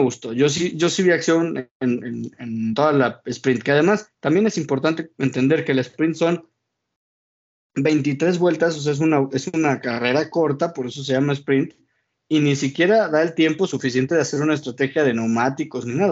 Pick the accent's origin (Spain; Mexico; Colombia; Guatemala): Mexico; como mexicano